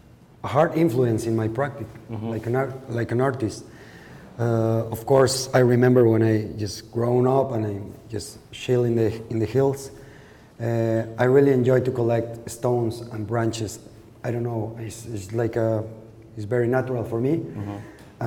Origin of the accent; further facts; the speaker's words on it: Lagos de Moreno, Jalisco, Mexico; English is a second language; Yeah, in Lagos de Moreno.